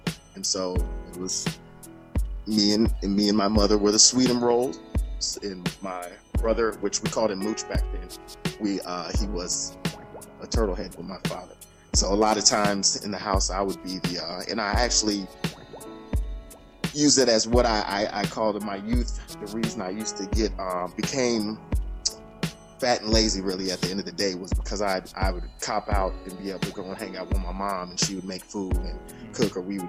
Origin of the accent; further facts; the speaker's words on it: Shaker Heights, Ohio, United States; also born or lived in Alaska; I did a lot of growing up in Shaker Heights. When we moved down, I thought coming from Alaska to Ohio